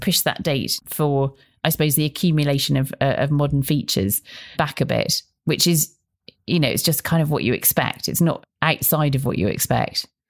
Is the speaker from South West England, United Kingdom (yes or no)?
yes; Bristol, South West England, United Kingdom; I grew up in Bristol.